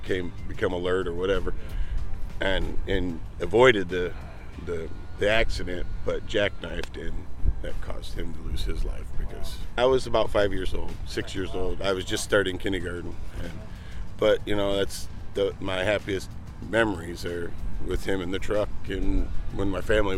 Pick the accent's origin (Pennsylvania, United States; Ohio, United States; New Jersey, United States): Ohio, United States; Toledo; I'm from Toledo, Ohio